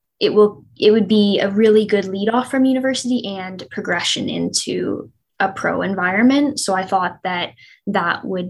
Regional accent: Courtice, Ontario, Canada; I'm from Curtis

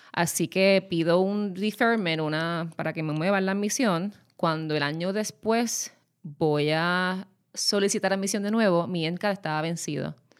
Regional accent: Puerto Rico; yo soy puertorriqueña

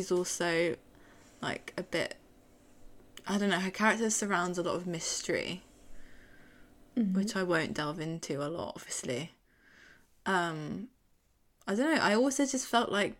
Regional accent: United Kingdom; accent: British; if you couldn't tell by our accents, we are British.

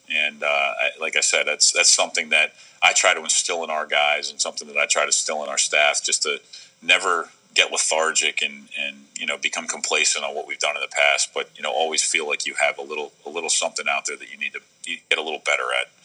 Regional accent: Baltimore, Maryland, United States; growing up in Baltimore

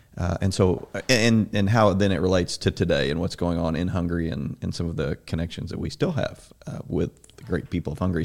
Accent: Southern Illinois, United States; I grew up in Southern Illinois.

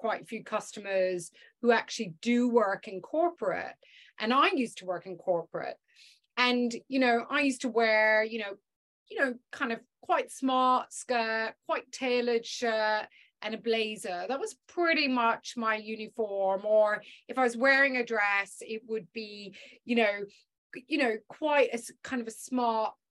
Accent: Ireland; I'm Irish

